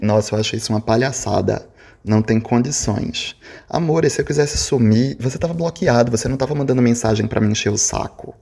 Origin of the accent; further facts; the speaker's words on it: Recife, Pernambuco, Brazil; eu sou de Recife